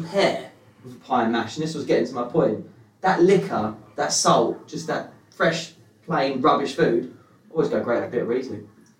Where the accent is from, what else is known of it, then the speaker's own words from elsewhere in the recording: London, United Kingdom; also born or lived in Essex; On the borders of Essex, East London.